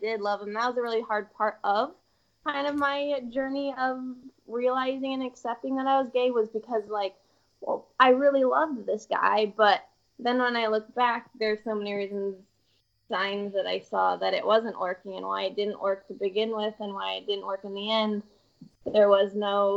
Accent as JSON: {"language": "English", "town": "Seattle", "region": "Washington", "country": "United States", "said": "I'm from Seattle, Washington, much more progressive, liberal, very different"}